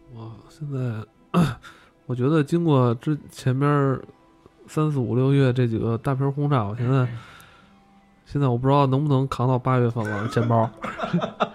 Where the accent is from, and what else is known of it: China